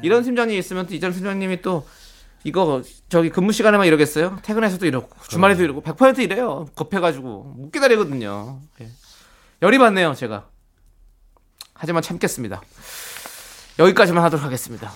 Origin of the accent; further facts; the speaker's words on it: Incheon, South Korea; 사실 저도 뭐 인천 출신이지만